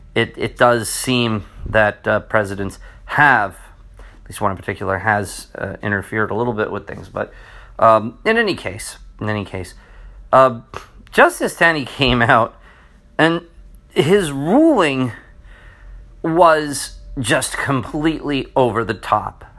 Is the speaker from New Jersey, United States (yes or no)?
yes; New Jersey, United States; I'm from New Jersey